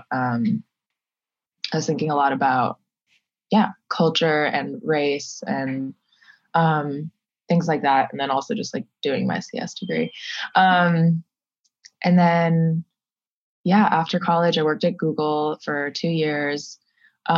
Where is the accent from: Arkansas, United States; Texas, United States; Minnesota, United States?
Minnesota, United States; moved away; I grew up in Minnesota.